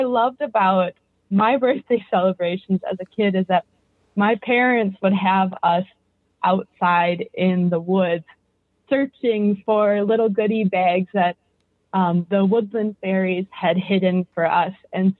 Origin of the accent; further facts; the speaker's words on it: Ogdensburg, Wisconsin, United States; So I grew up north of Waupaca in Ogdensburg on a rural hobby farm.